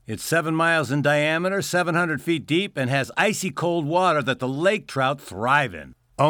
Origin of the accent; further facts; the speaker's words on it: Canada; moved away; Being Canadian, I can kind of poke fun at my old country